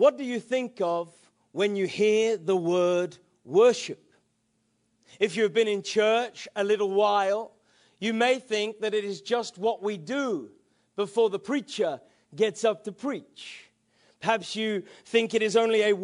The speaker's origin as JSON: {"language": "English", "region": "England", "country": "United Kingdom", "said": "I'm an English man"}